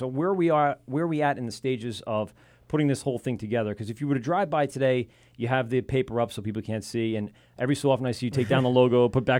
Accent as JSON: {"language": "English", "town": "Amityville", "region": "New York", "country": "United States", "tie": "born or raised there", "said": "I grew up in Amityville, but I swam at the high school through one of the clubs."}